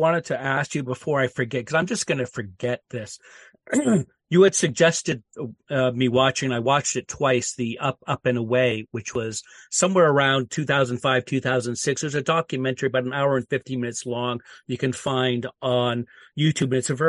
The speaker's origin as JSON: {"language": "English", "country": "Canada", "said": "as a Canadian."}